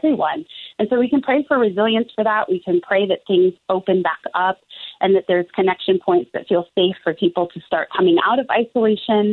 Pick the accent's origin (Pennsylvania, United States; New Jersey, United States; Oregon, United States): Oregon, United States; Portland; I was born and raised in Portland